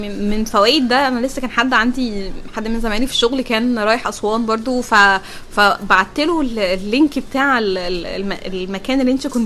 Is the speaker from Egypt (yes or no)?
yes; Egypt; احنا عندنا افلام ده احنا بلد الافلام